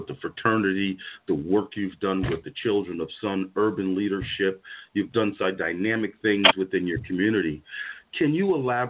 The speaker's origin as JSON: {"language": "English", "town": "Paterson", "region": "New Jersey", "country": "United States", "tie": "born or raised there", "said": "I grew up in Paterson, New Jersey, where I'm talking about it is blue as the color blue."}